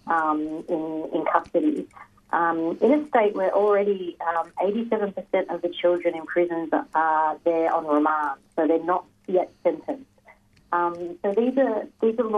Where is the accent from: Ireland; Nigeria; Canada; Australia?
Australia; Kulin Nation country, Victoria; I'm born and bred in Kulin country, Kulin Nation country. And yeah, living and working in Melbourne